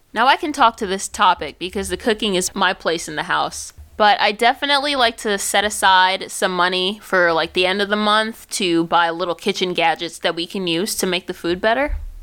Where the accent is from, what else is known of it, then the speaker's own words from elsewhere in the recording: New York, United States; moved away; I'm from New York